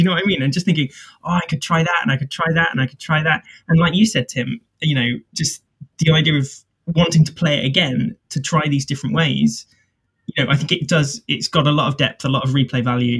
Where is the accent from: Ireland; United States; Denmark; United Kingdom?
United Kingdom; it's organized with an S because we are British